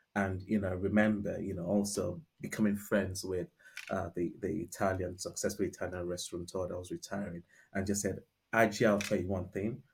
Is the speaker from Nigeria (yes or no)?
yes; Nigeria; accent: Nigerian; moved away as an adult; also born or lived in United Kingdom; now in London, United Kingdom; born and bred in Nigeria